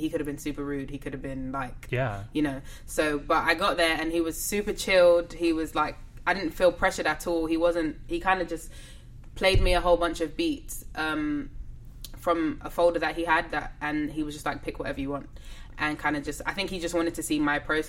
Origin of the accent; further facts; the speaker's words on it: England, United Kingdom; accent: English; when I sing, you can't really hear that I'm English. My accent kind of disappears.